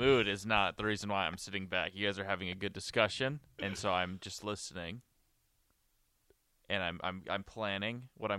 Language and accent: English; Montana, United States; I am from Montana